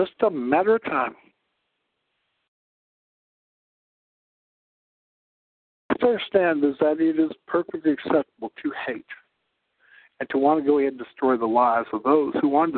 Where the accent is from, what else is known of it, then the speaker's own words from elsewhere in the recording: South Dakota, United States; I'm a Southerner. I'm from South Dakota.